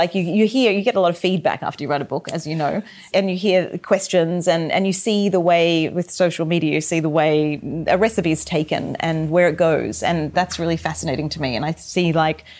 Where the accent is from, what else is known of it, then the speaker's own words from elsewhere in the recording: Australia; moved away; growing up in Australia, cooking the way I did with my family and my mother at home